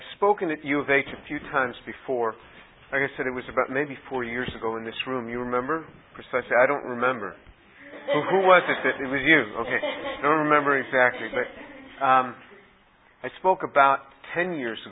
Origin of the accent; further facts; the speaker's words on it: New York City, New York, United States; growing up in New York City